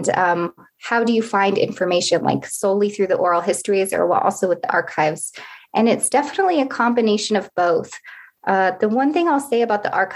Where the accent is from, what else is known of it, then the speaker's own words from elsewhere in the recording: Anchorage, Alaska, United States; I was born and raised in Anchorage, Alaska, and my family is from Unalaklik, which is an Inupiaq village in northwestern Alaska